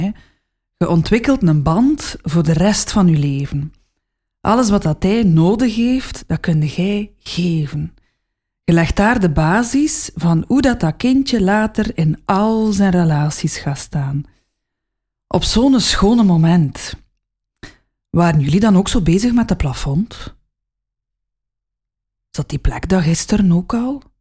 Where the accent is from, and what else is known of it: West Flanders, Belgium; accent: West Flemish